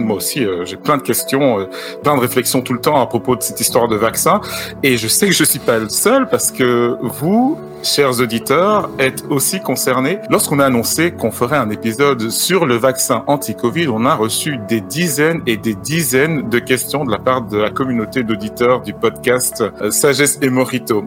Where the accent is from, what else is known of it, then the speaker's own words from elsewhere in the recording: Cameroon; now in Belgium; on est même de la même région, Au, Cameroun